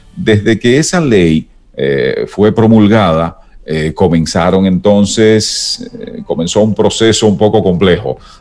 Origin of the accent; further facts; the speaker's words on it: San Ignacio de Sabaneta, Santiago Rodríguez, Dominican Republic; also born or lived in Dajabón, Dominican Republic; nací en Santiago Rodríguez, noroeste de la República Dominicana, y mi bachillerato fue en Dajabón, también noroeste, pero mucho más pegado de la frontera